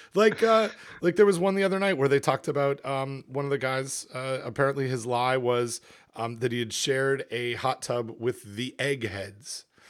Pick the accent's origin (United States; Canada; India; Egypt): Canada; moved away; I'm from Canada